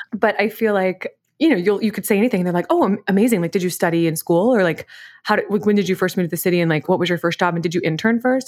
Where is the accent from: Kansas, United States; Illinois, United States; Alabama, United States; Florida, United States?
Kansas, United States; Wichita; I grew up in Wichita, Kansas